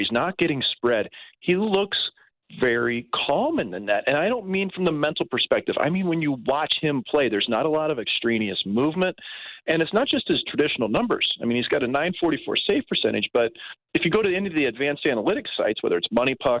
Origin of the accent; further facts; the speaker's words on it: St. Louis, Missouri, United States; St. Louis, where my hometown is